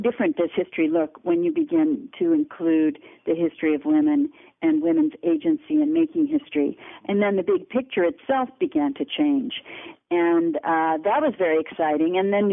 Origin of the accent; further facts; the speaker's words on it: Los Angeles, California, United States; moved away as an adult; I was born and raised in Los Angeles, and went to school there through the public school system and the University of California system